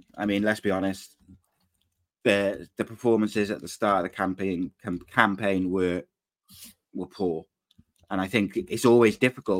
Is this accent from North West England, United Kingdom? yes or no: yes; Manchester, North West England, United Kingdom; accent: Manchester; It's my Manchester accent.